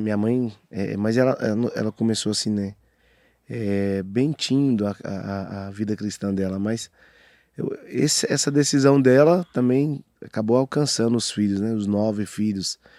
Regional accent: Aparecida de Goiânia, Goiás, Brazil; born or raised there; also born or lived in Arapoema, Tocantins

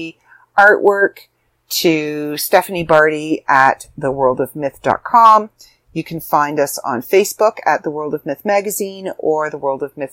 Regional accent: Canada; I'm Canadian

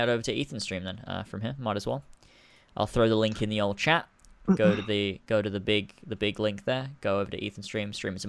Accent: Australia; accent: Australian; Someone said to if I should do a video just speaking my Australian accent.

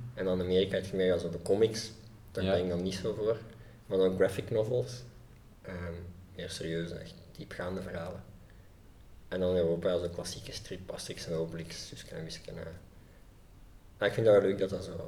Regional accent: Leuven, Flanders, Belgium; ja, ik ben eigenlijk opgegroeid in Leuven

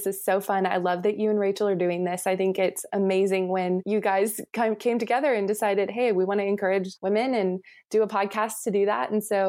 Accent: Texas, United States; moved away as an adult; also born or lived in Charlotte; And so we're back in Texas now. But I was born and raised in Texas and went to Baylor University in Waco

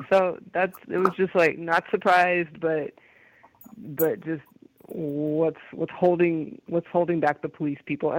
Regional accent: San Francisco, California, United States; I'm born and raised in San Francisco

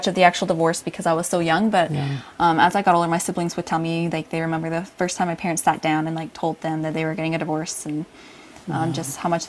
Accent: Utah, United States; also born or lived in California / Washington; No, I was born in California. Okay. And but most of my, pretty much all the childhood I remember, I was in Utah. So yeah. We went from California to Washington. And by the time I was about two, we had settled in Utah and stayed here.

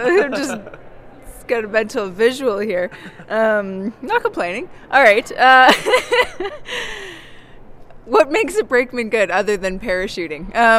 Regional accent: Canada; I'm Canadian, born and raised, represent Canada.

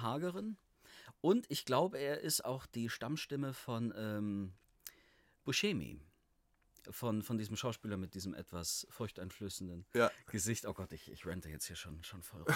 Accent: Allgäu, near Kempten, Bavaria, Germany; moved away as an adult; also born or lived in Halle; Ich komme aus, äh, aus dem Allgäu, aus der Nähe von Kempten.

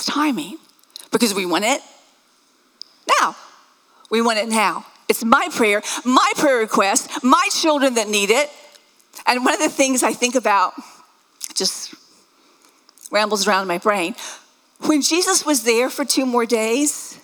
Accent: the South, United States; I was raised in the South

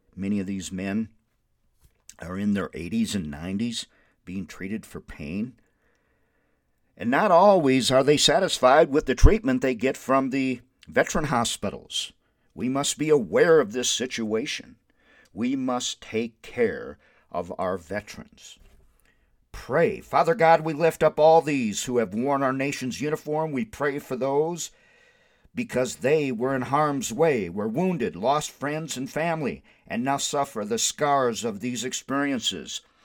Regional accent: Windom, Minnesota, United States; moved away as an adult; now in Albuquerque, United States; I graduated from Wyndham High School in nineteen seventy-four

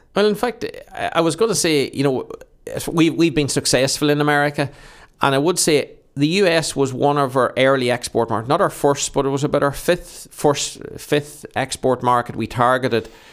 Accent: Monaghan, County Monaghan, Ireland; I've grown up in Monaghan

